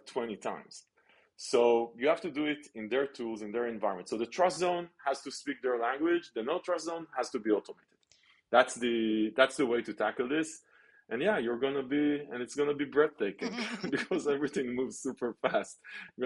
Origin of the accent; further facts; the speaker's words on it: Israel; I grew up in Israel